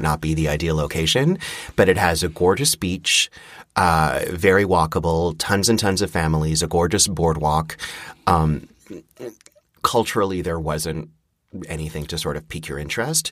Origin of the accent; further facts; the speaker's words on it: Montreal, Quebec, Canada; the house that I grew up in in Montreal